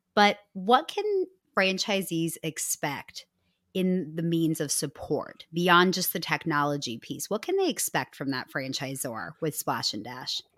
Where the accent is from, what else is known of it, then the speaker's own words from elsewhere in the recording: Midwest, United States; I'm from the Midwest